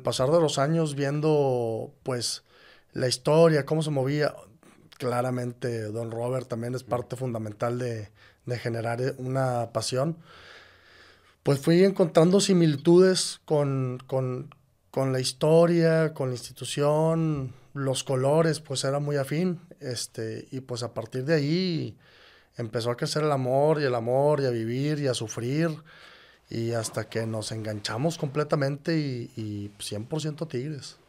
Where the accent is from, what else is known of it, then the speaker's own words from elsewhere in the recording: Monterrey, Nuevo León, Mexico; yo nací aquí en Monterrey.